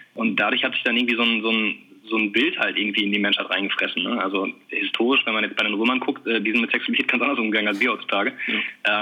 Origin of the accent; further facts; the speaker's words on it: Bielefeld, North Rhine-Westphalia, Germany; also wir kommen beide aus Bielefeld oder zumindest aus der Gegend ähm, sind hier aufgewachsen. Ja, wohnen auch immer noch in Bielefeld